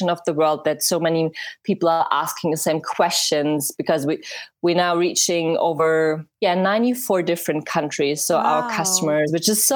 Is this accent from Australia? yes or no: no; Germany; English is a second language; I'm from Germany